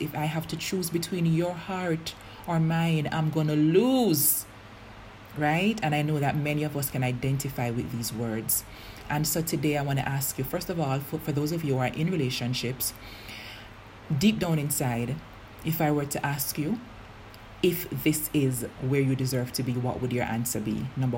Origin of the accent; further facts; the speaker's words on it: Jamaica; I'm Jamaican